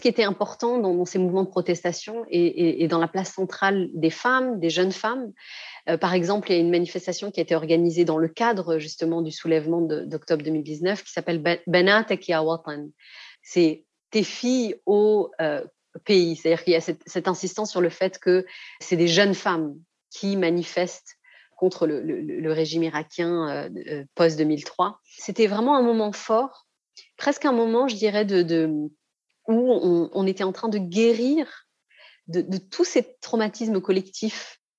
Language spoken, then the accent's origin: French; France; j'ai grandi en France, j'ai étudié en France